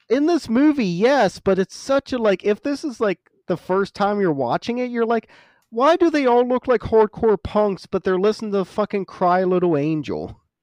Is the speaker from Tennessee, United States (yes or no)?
no; West Virginia, United States; moved away; I'm from West Virginia